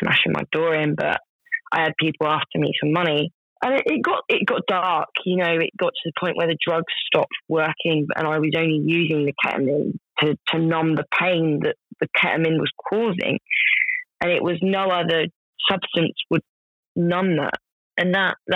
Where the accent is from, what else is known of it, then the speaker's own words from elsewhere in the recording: United Kingdom; it's a part of being British